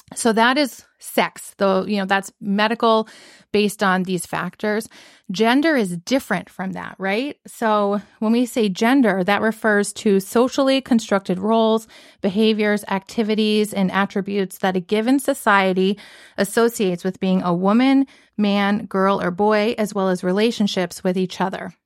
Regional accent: the South, United States; moved away; growing up in the South

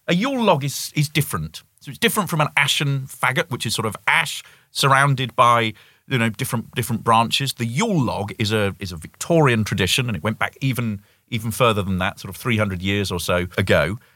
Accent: United Kingdom; moved away as an adult; as a Brit

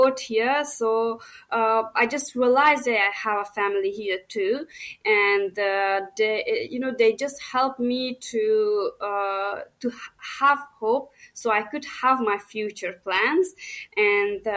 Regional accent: Herat, Afghanistan; moved away as an adult; now in Australia; On that time, I was from Herat and living at Herat province

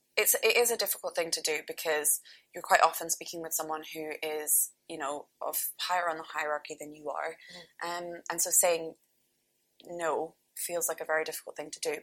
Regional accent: North Berwick, Scotland, United Kingdom; born or raised there

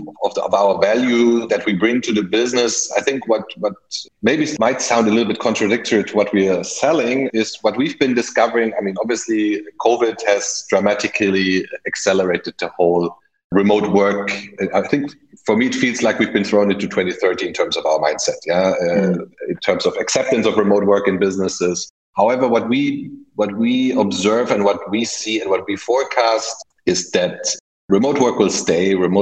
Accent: Germany; English is a second language; also born or lived in United Kingdom; I mean, myself, German, as you might hear from my slight accent, lived most of my life abroad, so spent some time in the UK as a child and later for my professional career

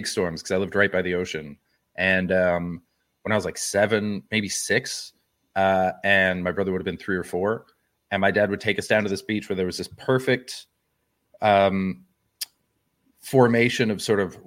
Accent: West Coast, British Columbia, Canada; moved away as an adult; also born or lived in Montreal, Canada; now in Ireland; I'm from the West Coast

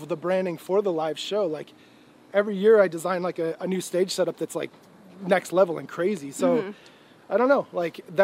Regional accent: Midwest, United States; moved away; in a small town in the Midwest

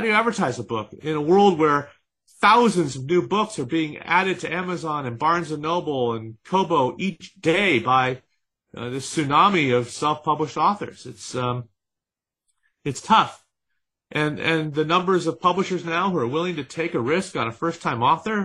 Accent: San Francisco, California, United States; My father was a television anchorman where I grew up in San Francisco

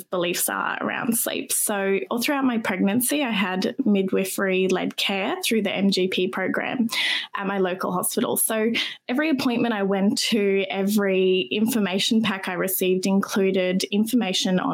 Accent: Brisbane, Queensland, Australia; Brisbane born and raised. And I live here

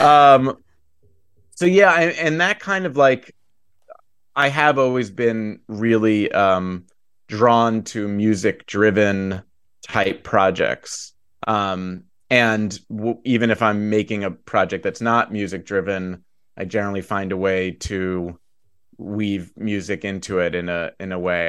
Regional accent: New York City, New York, United States; I grew up in New York City

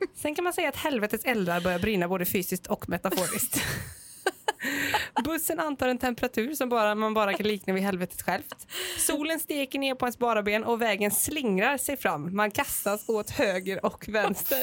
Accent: Gothenburg, Västra Götaland, Sweden; jag är från Göteborg

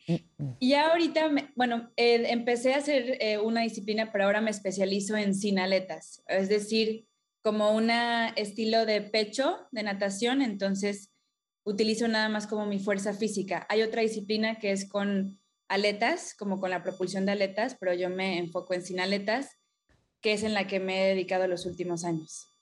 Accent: Playa del Carmen, Quintana Roo, Mexico; crecí en Playa del Carmen. Ah, desde Chiquita, para acá de Ciudad del Carmen, Campeche.

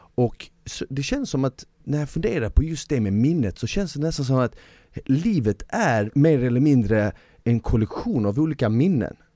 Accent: Malmö, Skåne, Sweden; jag växte upp i Malmö

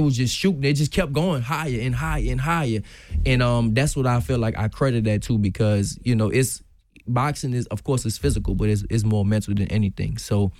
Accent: New Orleans, Louisiana, United States; now in Houston, United States; When I came from New Orleans to Houston, I used to get my nose bust all the time because I love to fight.

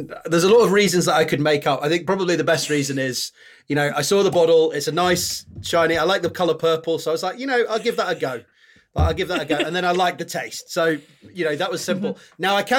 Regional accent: Yorkshire and the Humber, United Kingdom; accent: Yorkshire; now in Cambridge, United Kingdom; I'm a Yorkshireman, although I've lost most of the accent from being down in Cambridge.

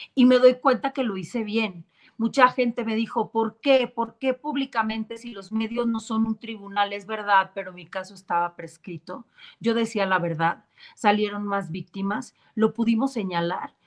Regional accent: Mexico; nuestro país en México

